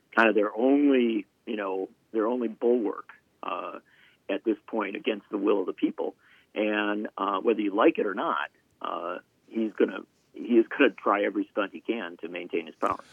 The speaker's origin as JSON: {"language": "English", "region": "Wisconsin", "country": "United States", "tie": "born or raised there", "said": "how I grew up in Wisconsin"}